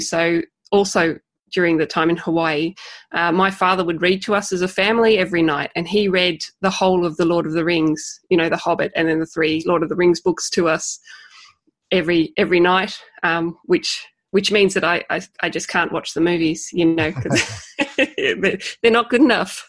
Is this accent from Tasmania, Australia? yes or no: yes; Tasmania, Australia; I hope you can understand my accent. I come from Tasmania